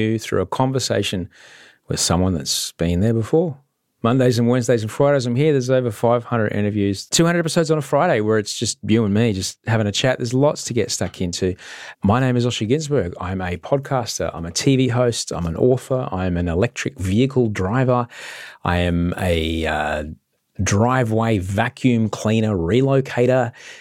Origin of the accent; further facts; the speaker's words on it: Queensland, Australia; growing up in Queensland